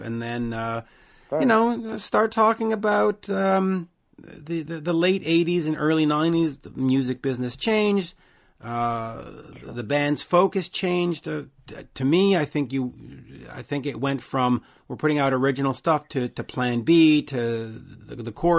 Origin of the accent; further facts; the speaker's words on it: Canada; I'm Canadian